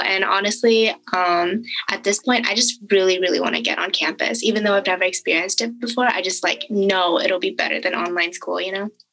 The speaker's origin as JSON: {"language": "English", "area": "the Bay Area", "region": "California", "country": "United States", "said": "I am from the Bay Area"}